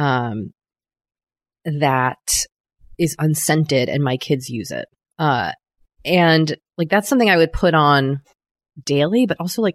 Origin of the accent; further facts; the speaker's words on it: New England, United States; growing up in New England